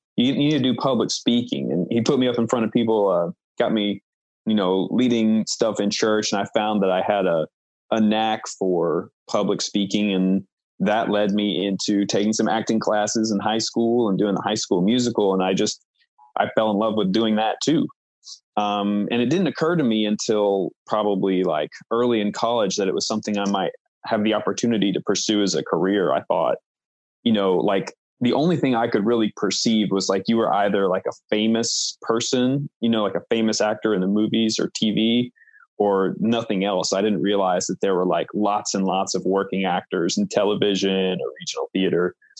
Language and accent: English; Knoxville, Tennessee, United States; moved away as an adult; now in New York City, United States; living in Tennessee, I'm from Knoxville